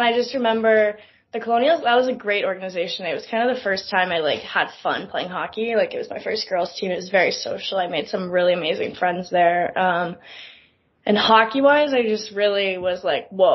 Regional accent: New York City, New York, United States; The two of us grew up skating literally in Central Park

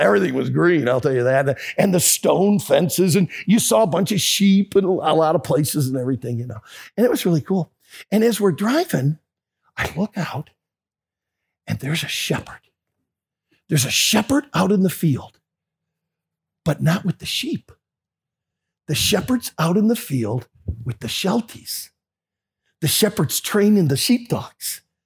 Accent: United States; I'm from America and I'm a pastor in the United States.

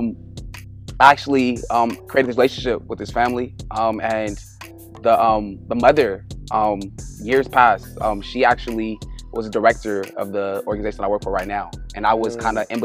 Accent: Los Angeles, California, United States; also born or lived in Northridge, Los Angeles; I'm from LA. I actually was born in Northridge. And then I moved to LA like as a little kid. Grew up in Watts

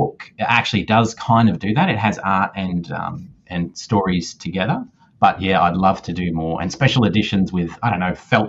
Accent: Australia; I am definitely Australian

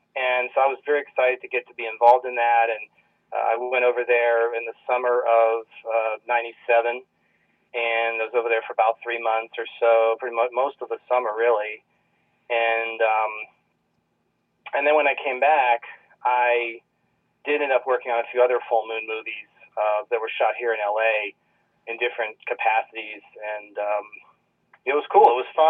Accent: Virginia Beach, Virginia, United States; also born or lived in Norfolk / Georgia; I'm originally from Virginia Beach, Virginia. I moved a lot as a kid. I was born in Norfolk, which is right next to Virginia Beach, for those who know the area.

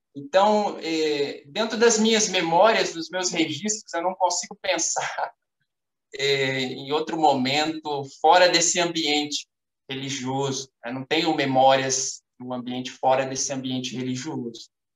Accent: São Paulo, Brazil; now in Belo Horizonte, Brazil; Estou atualmente morando em Belo Horizonte, mas sou natural de São Paulo.

